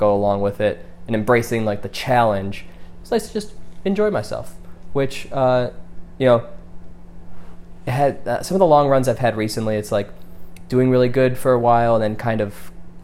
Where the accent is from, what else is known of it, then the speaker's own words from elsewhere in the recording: Detroit suburbs, Michigan, United States; moved away; I'm from the Detroit suburbs.